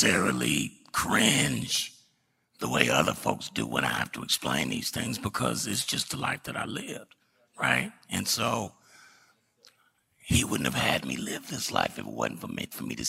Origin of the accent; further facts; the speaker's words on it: Dallas, Texas, United States; I was born in West Dallas